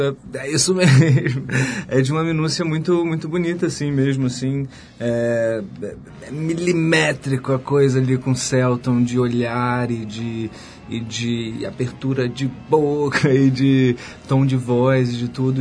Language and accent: Portuguese; Rio de Janeiro, Brazil; eu sou carioca, da, da Ilha do Governador e tal. E moro no Rio